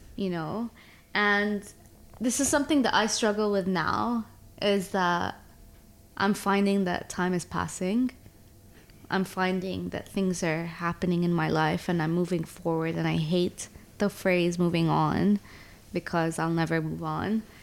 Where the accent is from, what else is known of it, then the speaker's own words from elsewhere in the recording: Abu Dhabi, United Arab Emirates; moved away; also born or lived in Toronto, Canada; I was born in Abu Dhabi uh, grew up between Abu Dhabi and Toronto.